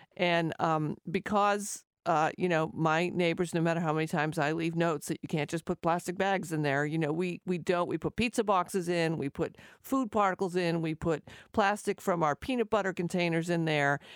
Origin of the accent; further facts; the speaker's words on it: Revere, Massachusetts, United States; also born or lived in Winthrop, Massachusetts; I grew up in Revere, and I lived in Winthrop